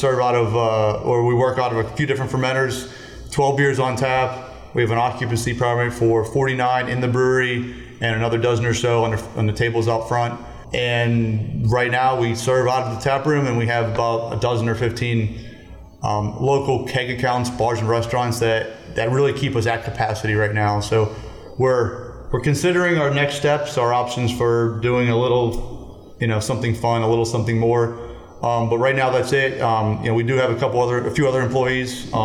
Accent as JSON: {"language": "English", "town": "Pittsburgh", "region": "Pennsylvania", "country": "United States", "tie": "born or raised there", "also_born_or_lived": "Colorado", "moved": "as an adult", "said": "We're all born and raised in Pittsburgh."}